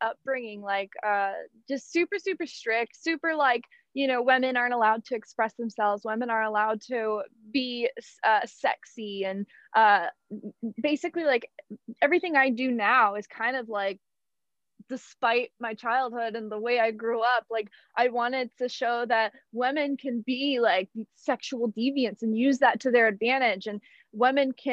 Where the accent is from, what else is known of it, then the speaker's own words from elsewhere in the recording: Atlanta, Georgia, United States; I'm from Atlanta. Yeah. Born and raised in Georgia. Never left.